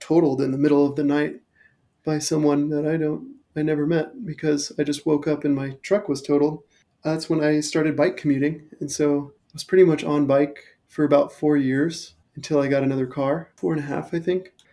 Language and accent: English; Thousand Oaks, California, United States; moved away as an adult; also born or lived in Portland, Oregon / Ventura, California; now in Denver, United States; I grew up in Thousand Oaks, which is like a mecca for mountain biking